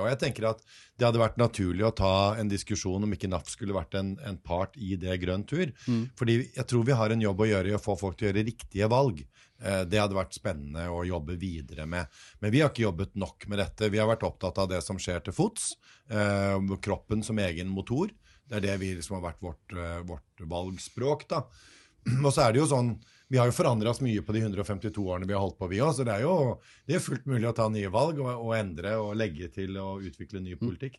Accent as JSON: {"language": "Norwegian", "country": "Norway", "said": "vi som nordmenn"}